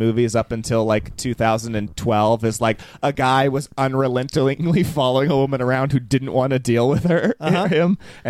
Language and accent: English; California, United States; One of the attractions in my hometown is called the Nut Tree, and there's a little train you can go ride around.